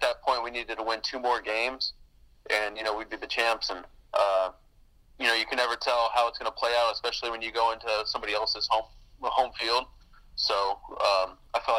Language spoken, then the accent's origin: English; Alvin, Texas, United States; growing up in Alvin